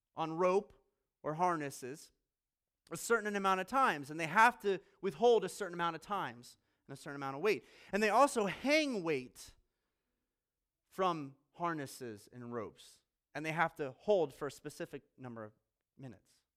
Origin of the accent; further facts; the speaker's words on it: Colorado Springs, Colorado, United States; also born or lived in Virginia / Australia / Maryland / Pennsylvania; now in Fort Wayne, United States; Grew up in Colorado Springs.